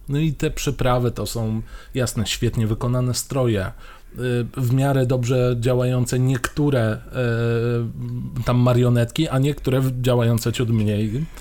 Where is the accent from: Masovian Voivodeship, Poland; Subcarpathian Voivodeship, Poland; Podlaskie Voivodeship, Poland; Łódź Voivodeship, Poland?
Subcarpathian Voivodeship, Poland; Mielec; moved away; u siebie w Mielcu